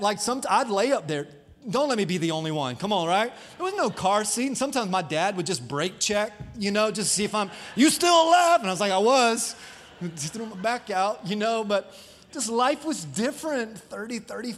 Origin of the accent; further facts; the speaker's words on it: Dover, Florida, United States; I grew up in Dover, Florida